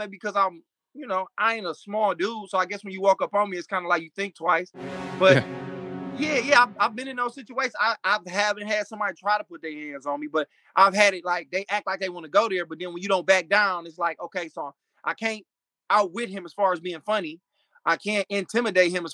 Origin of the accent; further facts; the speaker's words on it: Michigan, United States; also born or lived in Florida; a guy that I grew up with named Clayton Thomas, who was a big comedian out in L.A. We went to high school together. Saw him at Wayne State University up here